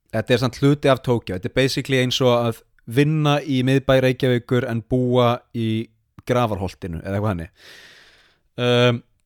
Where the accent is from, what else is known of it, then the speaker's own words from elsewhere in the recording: Iceland; now in Sapporo, Japan; sem Íslendingar